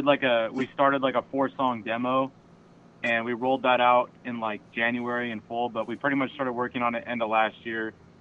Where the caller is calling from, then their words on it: Ventura, California, United States; I'm calling from Ventura